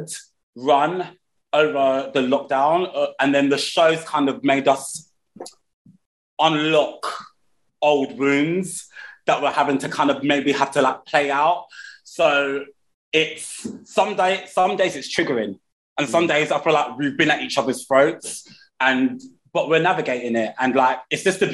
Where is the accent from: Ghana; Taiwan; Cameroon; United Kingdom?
United Kingdom; London; I'm born and bred in Peckham. I still live in Peckham.